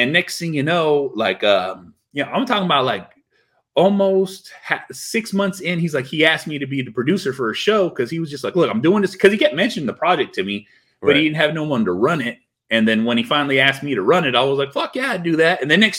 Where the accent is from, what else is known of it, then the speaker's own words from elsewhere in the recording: California, United States; Because he's from the Bay Area. I'm from the Bay Area.